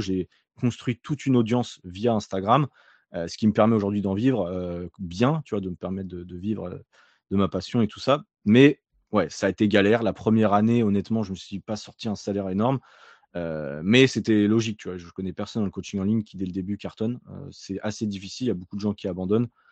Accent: Nantes, Pays de la Loire, France; moved away as an adult; also born or lived in Alsace / Australia; je viens de Nantes à la base

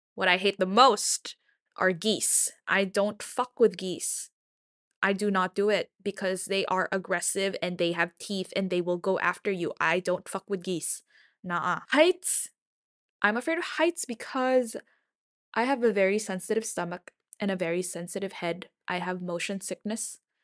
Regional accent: Philippines; moved away; I'm from the Philippines, um, the land of eternal summer

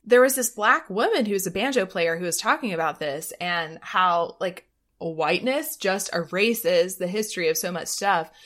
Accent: the South, United States; we're both from the South

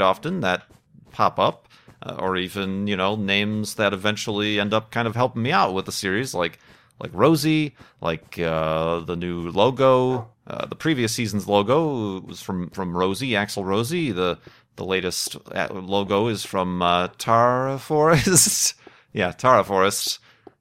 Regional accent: Chicago, Illinois, United States; moved away; I'm from Chicago. That's kind of an identifying factor for me.

